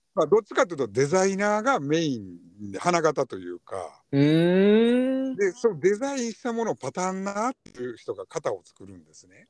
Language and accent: Japanese; Hyogo, Japan; also born or lived in Nara Prefecture; now in Nara, Japan; お同じ兵庫県出身でございますが今は奈良県の方で